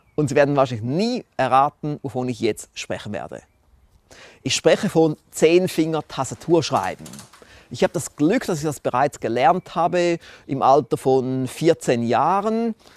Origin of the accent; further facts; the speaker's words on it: Switzerland; ich bin trotzdem wohl immer noch der bescheidene Schweizer